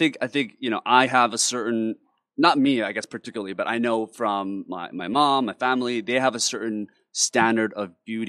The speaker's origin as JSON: {"language": "English", "country": "South Korea", "tie": "born or raised there", "moved": "yes", "said": "particularly growing up in Korea"}